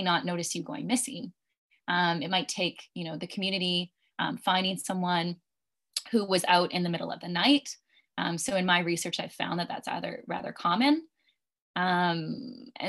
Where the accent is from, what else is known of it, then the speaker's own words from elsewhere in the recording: just outside the Vancouver region, British Columbia, Canada; also born or lived in Ontario; I'm actually originally from British Columbia, and so just outside of the Vancouver region